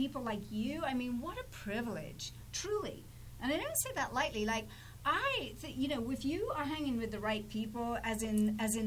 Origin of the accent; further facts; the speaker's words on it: England, United Kingdom; I'm English